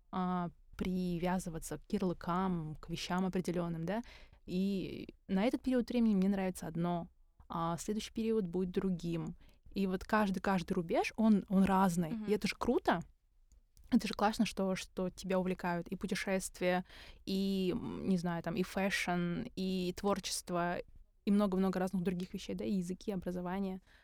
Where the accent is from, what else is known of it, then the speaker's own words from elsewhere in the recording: Karaganda, Karaganda Region, Kazakhstan; мы из Караганды обе